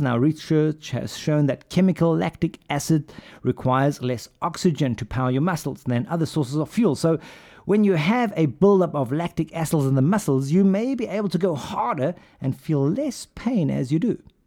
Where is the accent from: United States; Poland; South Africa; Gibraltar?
South Africa; Pretoria, Gauteng; moved away; also born or lived in United Kingdom; I grew up in Pretoria